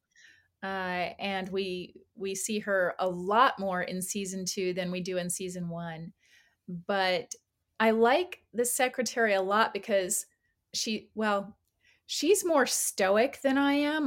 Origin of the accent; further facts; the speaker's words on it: California, United States; now in Atlanta, United States; I moved from California a while back. I'm originally from there.